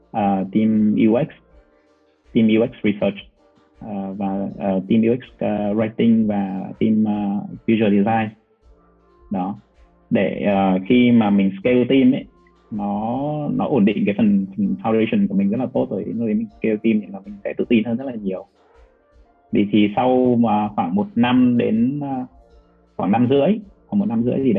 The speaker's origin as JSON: {"language": "Vietnamese", "region": "Hanoi", "country": "Vietnam", "also_born_or_lived": "Ho Chi Minh City", "accent": "Hanoi", "moved": "as an adult", "said": "em ở Hà Nội, sau đó thì em vào Sài Gòn cũng khoảng gần 10 năm đó."}